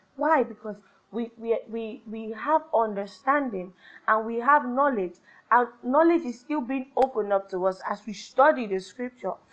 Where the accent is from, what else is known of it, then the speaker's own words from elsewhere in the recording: Nigeria; I'm Nigerian. No matter what I do, I'm Nigerian